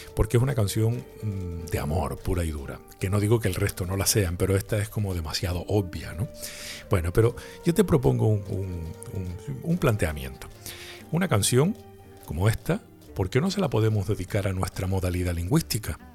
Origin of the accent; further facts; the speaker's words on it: Canary Islands, Spain; le cantamos a nuestra manera de hablar y a nuestra manera de escribir en las Islas Canarias